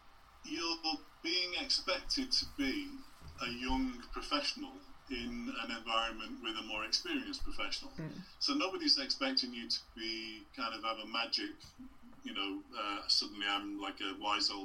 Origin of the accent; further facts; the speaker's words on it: England, United Kingdom; accent: English; we both had English accents.